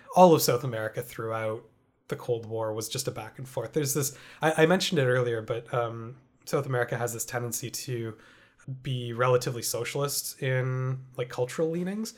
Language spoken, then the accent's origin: English; Canada; as a Canadian having grown up in a country where it's never been an issue for me